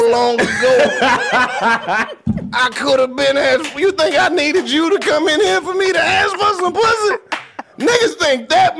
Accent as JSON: {"language": "English", "region": "Mississippi", "country": "United States", "said": "Represent my home state of Mississippi."}